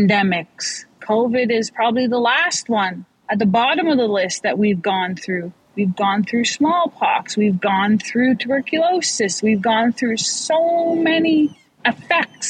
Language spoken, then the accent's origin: English; Snuneymuxw First Nation, British Columbia, Canada; I come from Sonamuch First Nation